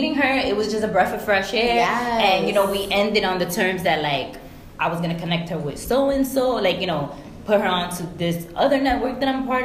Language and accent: English; New York City, New York, United States; my homies from my block that I grew up with, like, it was just love because we're from New York City